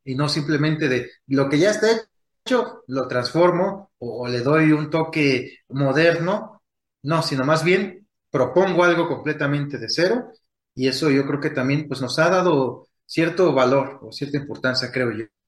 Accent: Michoacán, Mexico; lo que para nosotros es ser michoacanos, tal cual, ¿no? Ser de, una comunidad

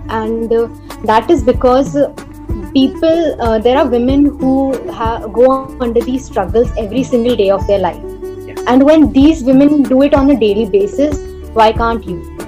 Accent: Mount Abu, Rajasthan, India; also born or lived in Udaipur; I'm basically from Mount Abu in Rajasthan

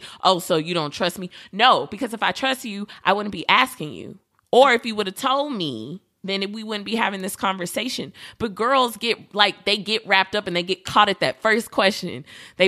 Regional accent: New York, United States; I'm from New York too

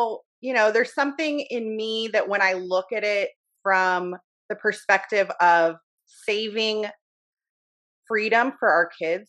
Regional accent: United States; born or raised there

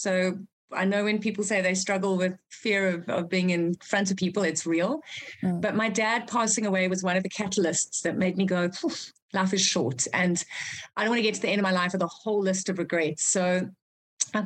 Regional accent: South Africa; also born or lived in Zimbabwe; I'm from Zimbabwe originally. That's where I was born. So Africa is definitely in my blood. We moved to South Africa when I was five

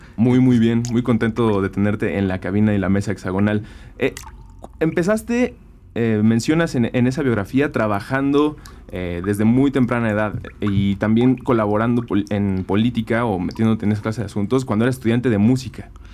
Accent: Mexico City, Mexico; Yo crecí 23 eh, años en la Agrícola Oriental, que es una colonia del oriente de la ciudad

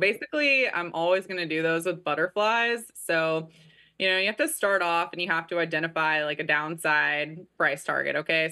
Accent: Kansas City, Missouri, United States; I am actually from Kansas City

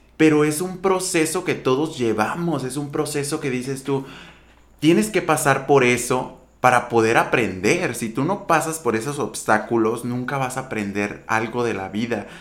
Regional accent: Empalme, Sonora, Mexico; moved away as an adult; now in Hermosillo, Mexico; De Empalme, Sonora. Originario de un ejido. Yo crecí en un ejido.

